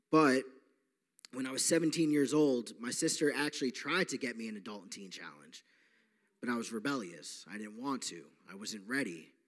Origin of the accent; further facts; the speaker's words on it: Long Island, New York, United States; I am from Long Island, New York. I am 28 years old. Uh, just like Ray, I grew up uh, with a good family, but I was raised Catholic.